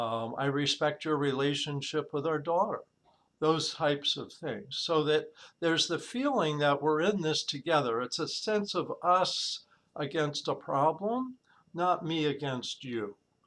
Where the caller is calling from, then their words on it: San Diego, California, United States; San Diego, California.